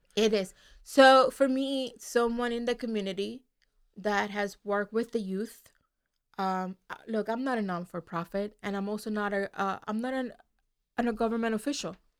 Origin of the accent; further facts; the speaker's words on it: Puerto Rico; English is a second language; now in Delaware, United States; I was born and raised in Puerto Rico